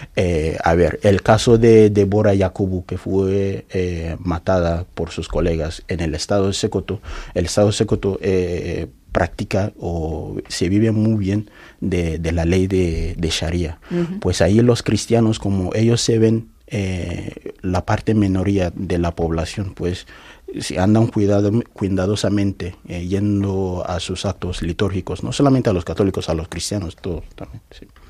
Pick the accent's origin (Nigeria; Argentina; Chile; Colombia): Nigeria; Yola, Adamawa; Spanish is a second language; also born or lived in Nnobi, southeast Nigeria; now in Spain; yo nací en Nonicha, eh, sureste de Nigeria, que es mi raíz natal, pero desde mi infancia eh, he pasado la mayor parte de mi vida en Yola, en noreste de Nigeria